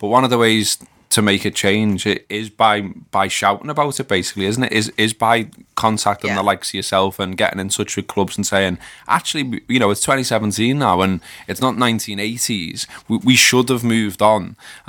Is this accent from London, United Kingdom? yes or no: no; Liverpool, North West England, United Kingdom; I literally had a copper goading me for being a Scouser, so calling me all kinds because he was a Manc.